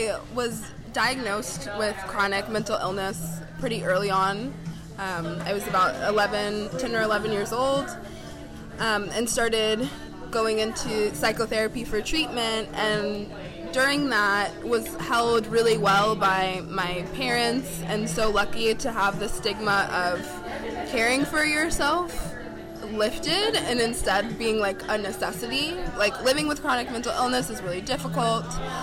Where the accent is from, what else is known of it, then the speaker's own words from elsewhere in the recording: Cincinnati, Ohio, United States; now in New York City, United States; I am from Cincinnati, Ohio, originally